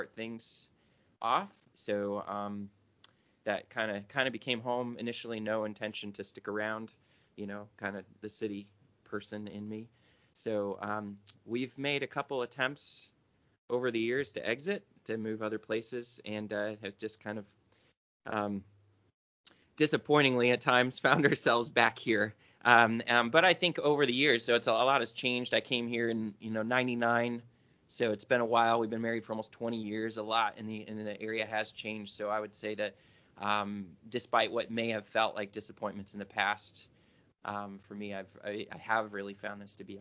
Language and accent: English; Pontiac, Michigan, United States; moved away as an adult; also born or lived in Detroit, Michigan; I'm from the Detroit area. So grew up in a big town. We moved out from closer to downtown when I was like four to the city of Pontiac